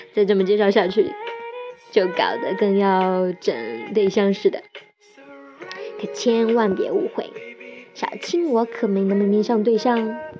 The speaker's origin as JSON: {"language": "Chinese", "town": "Xiamen", "region": "Fujian", "country": "China", "moved": "as an adult", "lives_now": "Shanghai, China", "said": "我来自厦门，现在在上海打拼。今年二十六岁"}